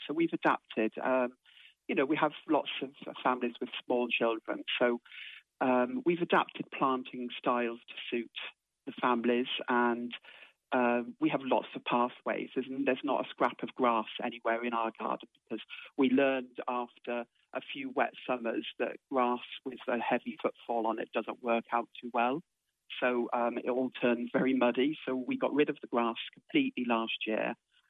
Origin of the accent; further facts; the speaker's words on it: Oxford, South East England, United Kingdom; moved away as an adult; now in Ireland; When I first came to Ireland in 1981, I came from Oxford with my husband, and we bought a cottage down a very quiet country road with an acre of land